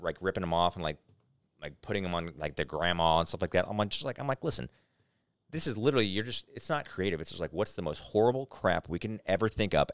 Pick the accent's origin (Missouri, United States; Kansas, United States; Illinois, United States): Missouri, United States; St. Louis; also born or lived in Germany; Oh, Saint Louis